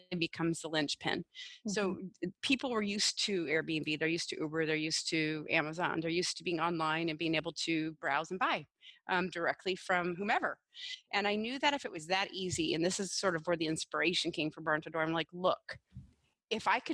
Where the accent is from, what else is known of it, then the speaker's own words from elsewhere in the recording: Washington, United States; in Washington State alone, which is my home state